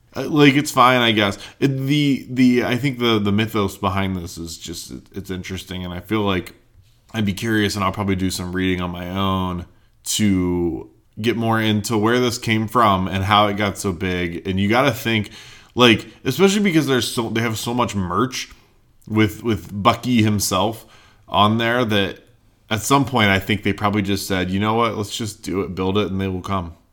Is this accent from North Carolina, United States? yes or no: yes; North Carolina, United States; where I grew up in North Carolina